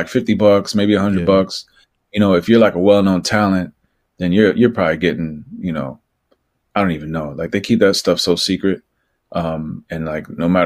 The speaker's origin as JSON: {"language": "English", "region": "New Jersey", "country": "United States", "tie": "born or raised there", "also_born_or_lived": "Los Angeles / Mexico City / New York", "moved": "as an adult", "said": "I grew up in Jersey, like 10 miles outside of Manhattan"}